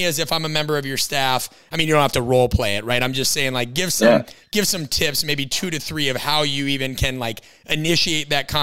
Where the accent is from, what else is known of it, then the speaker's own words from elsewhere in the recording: Midwest, United States; growing up in the Midwest